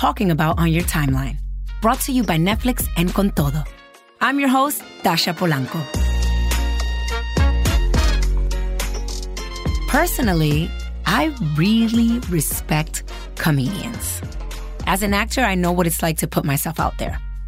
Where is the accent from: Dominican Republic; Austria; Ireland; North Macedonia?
Dominican Republic; And I'm Dominican.